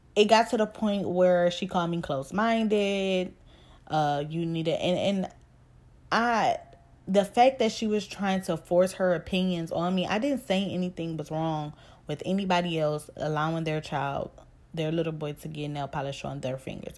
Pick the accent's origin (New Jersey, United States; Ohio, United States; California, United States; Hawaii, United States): Ohio, United States; Cleveland; I'm from Cleveland, Ohio, and if you from Cleveland, I'm from down the way